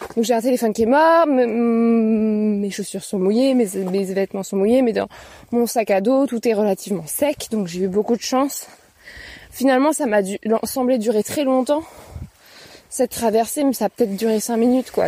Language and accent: French; Paris, Île-de-France, France; je suis une Parisienne